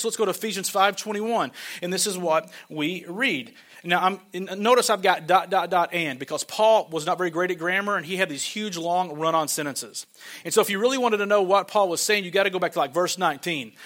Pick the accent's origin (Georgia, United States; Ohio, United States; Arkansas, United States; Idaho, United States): Arkansas, United States; I'm from Arkansas